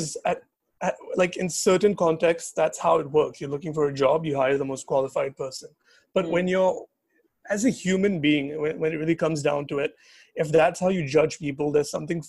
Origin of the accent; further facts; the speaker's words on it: Singapore; I'm not just a Singaporean, I'm a Singaporean Indian